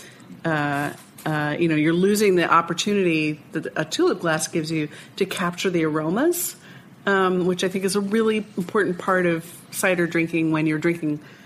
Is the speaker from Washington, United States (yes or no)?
no; Vermont, United States; Vermont, my home state